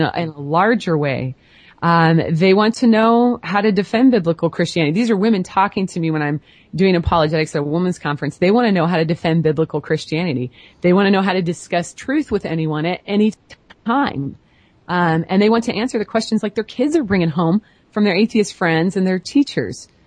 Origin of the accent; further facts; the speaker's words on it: Portland, Oregon, United States; I'm from the Portland, Oregon area